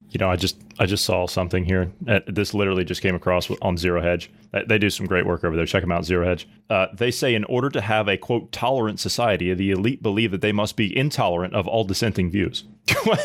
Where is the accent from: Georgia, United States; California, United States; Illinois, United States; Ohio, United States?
Ohio, United States; moved away; I come from Ohio